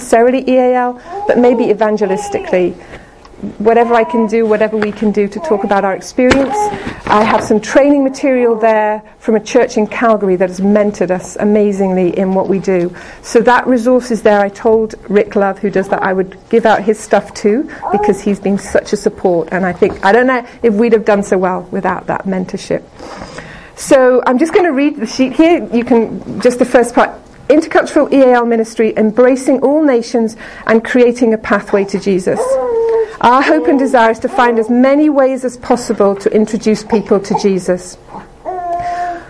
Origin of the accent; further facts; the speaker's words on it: Liverpool, North West England, United Kingdom; I'm from England, I'm from Liverpool